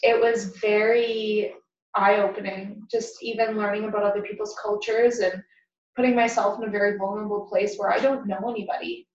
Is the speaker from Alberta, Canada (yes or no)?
yes; Lethbridge, Alberta, Canada; I grew up in Lethbridge